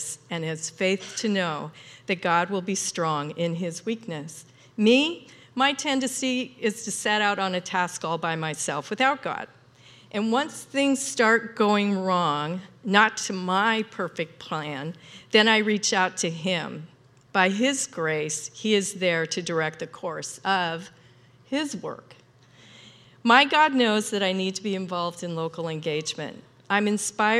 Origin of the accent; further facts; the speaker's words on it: Ritzville, Washington, United States; I grew up in Eastern Washington. It's a small, in Ritzville, small Eastern Washington town